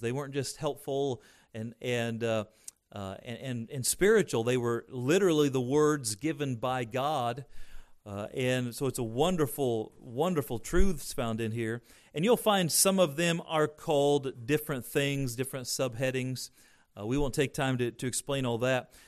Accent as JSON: {"language": "English", "region": "Indiana", "country": "United States", "tie": "born or raised there", "said": "growing up in Indiana"}